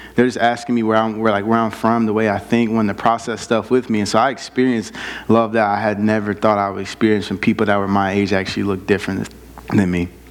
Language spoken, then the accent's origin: English; South Bend, Indiana, United States; moved away; I grew up in South Bend, Indiana, um, inner city South Bend